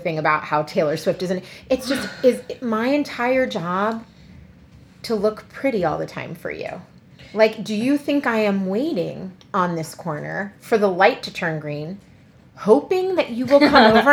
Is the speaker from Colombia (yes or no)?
yes; Colombia; accent: Colombian; now in Montgomery County, United States; in my Colombian accent